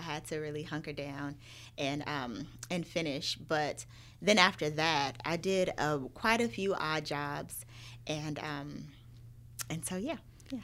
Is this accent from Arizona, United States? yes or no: yes; Phoenix, Arizona, United States; moved away as an adult; also born or lived in Miami / Louisiana; now in Atlanta, United States; born and raised in Arizona, in Phoenix, that's where all of my family is